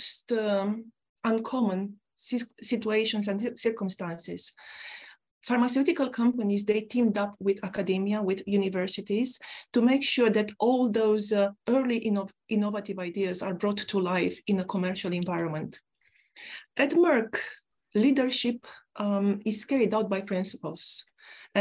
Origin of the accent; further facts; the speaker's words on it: Romania; now in United Kingdom; I come from a country, my home country, Romania, an ex-communist country